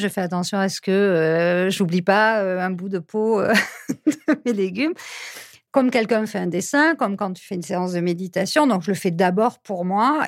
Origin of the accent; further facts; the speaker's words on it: Lot, Occitania, France; Je suis originaire du Lot. J'ai grandi dans une grande famille avec huit frères et sœurs.